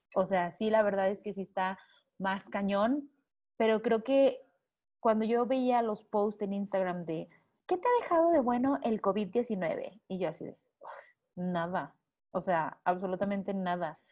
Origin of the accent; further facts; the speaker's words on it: Manzanillo, Colima, Mexico; now in Mexico City, Mexico; soy originaria de Manzanillo, Colima